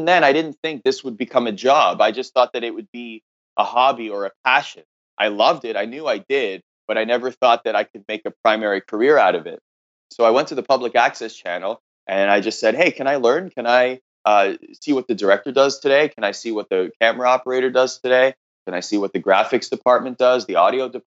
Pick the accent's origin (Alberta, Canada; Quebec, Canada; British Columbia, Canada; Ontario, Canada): Ontario, Canada; Oakville; I grew up in just outside of Toronto, Ontario, in a city called Oakville